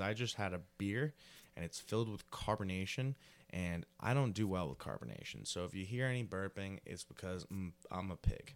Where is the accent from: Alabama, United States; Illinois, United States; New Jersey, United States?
New Jersey, United States; rural; Rural New Jersey really didn't live around the city at all.